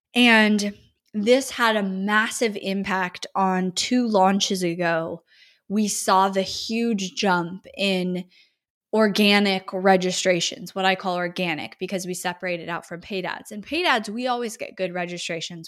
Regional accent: Northern California, United States; moved away as an adult; now in Austin, United States; growing up in California, especially Northern California

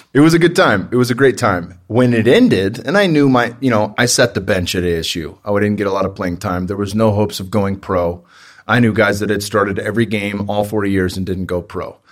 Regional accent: Bay Area, Northern California, United States; I grew up in the Bay Area in Northern California

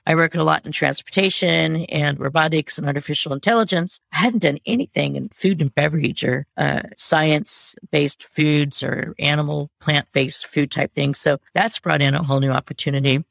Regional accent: United States; I'm American

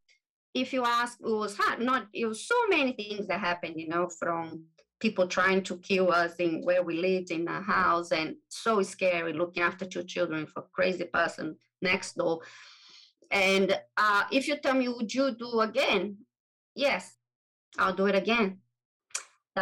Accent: Brazil; English is a second language; moved away as an adult; also born or lived in England; I am from Brazil. Originally, I was born in Brazil

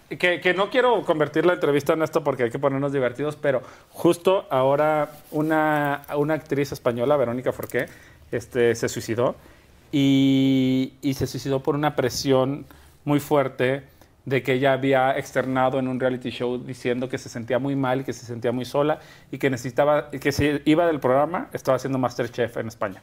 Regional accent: Guadalajara, Jalisco, Mexico; moved away as an adult; also born or lived in Culiacán / Mexico City; now in Madrid, Spain; yo nací en Guadalajara y viví toda mi vida en Guadalajara

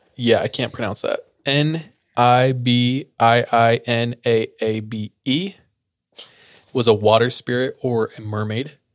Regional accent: Fresno, California, United States; I grew up in Fresno

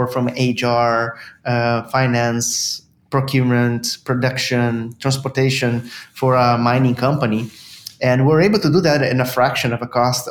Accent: Brazil; moved away as an adult; now in Canada; I'm originally from Brazil

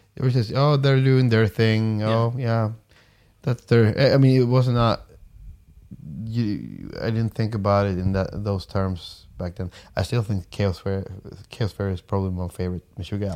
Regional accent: Umeå, Västerbotten County, Sweden; moved away as an adult; also born or lived in Stockholm; I moved away from from Umeå and like the, the town I grew up

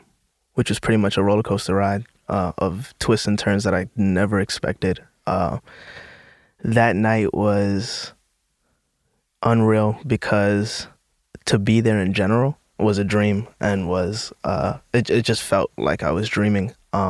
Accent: New York City, New York, United States; Yeah, I grew up in the Bronx.

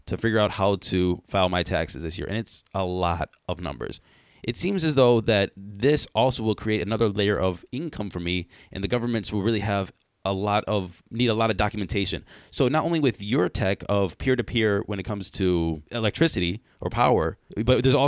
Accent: Cleveland, Ohio, United States; I was born in Cleveland

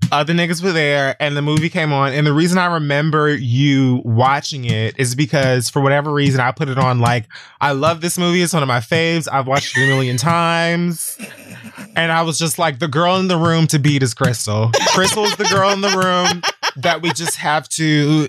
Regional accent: Miami, Florida, United States; I'm from Miami like she is

